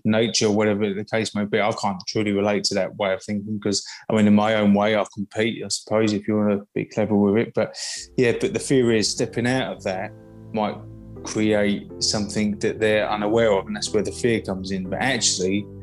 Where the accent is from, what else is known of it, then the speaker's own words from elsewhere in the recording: United Kingdom; Just outside of London, UK.